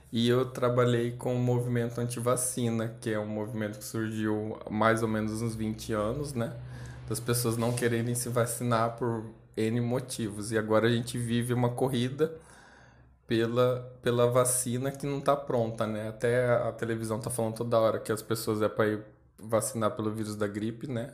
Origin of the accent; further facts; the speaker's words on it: Cáceres, Mato Grosso, Brazil; Eu moro em Cáceres, né, que é a cidade onde, onde eu nasci